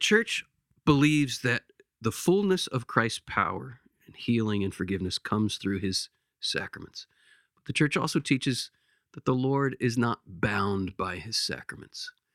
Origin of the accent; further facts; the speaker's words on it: Lancaster, Pennsylvania, United States; my hometown where I grew up in Lancaster, Pennsylvania.